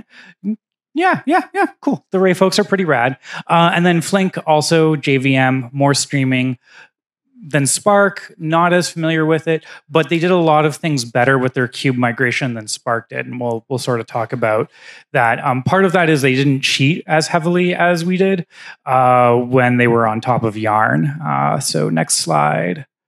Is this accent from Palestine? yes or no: no; Canada; moved away as an adult; now in United States; I'm Canadian. I actually got my green card this year or last year